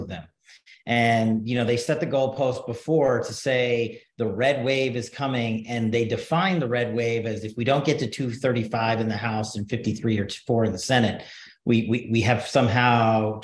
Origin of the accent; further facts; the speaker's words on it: New York, United States; now in Nevada, United States; the New York Post, my hometown newspaper